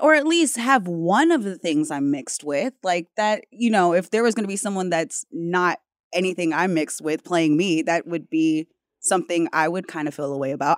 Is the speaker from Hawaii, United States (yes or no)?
yes; Hawaii, United States; being Hawaiian, but also being mixed, you know, multiple backgrounds